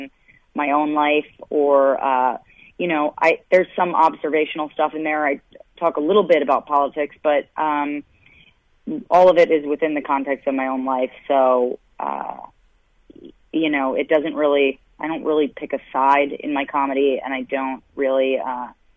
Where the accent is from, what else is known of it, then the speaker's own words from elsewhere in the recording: United States; moved away as an adult; also born or lived in Boston / New York; Originally, I'm from actually outside of D.C., I've been on the East Coast my whole life